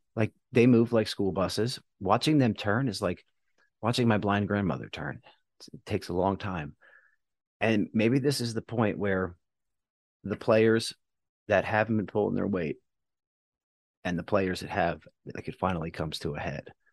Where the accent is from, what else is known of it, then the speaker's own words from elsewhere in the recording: United States; now in Houston, United States; I'm from very close